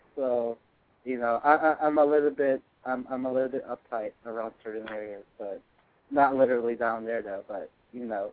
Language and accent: English; Northern California, United States; I'm from NorCal